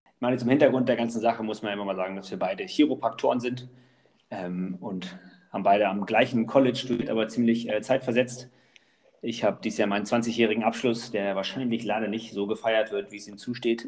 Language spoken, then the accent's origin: German; Allerbüttel, Lower Saxony, Germany; also born or lived in Wolfsburg / Gifhorn; in Wolfsburg geboren und ähm, habe dann in Allerbüttel gelebt, Landkreis Gifhorn. Und dann mit 14 sind wir nach Gifhorn gezogen